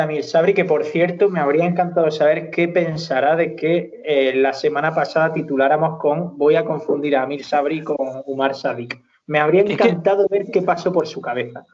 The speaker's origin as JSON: {"language": "Spanish", "town": "Almería", "region": "Andalusia", "country": "Spain", "said": "somos de Almería"}